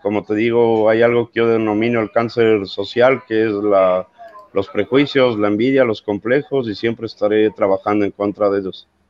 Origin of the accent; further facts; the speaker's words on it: Ecuador; now in Argentina; soy ecuatoriano